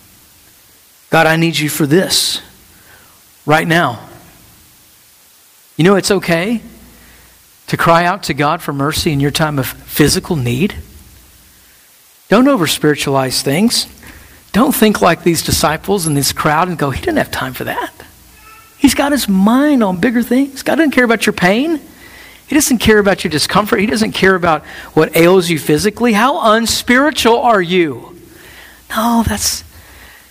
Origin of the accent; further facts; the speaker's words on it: United States; our life as American Christians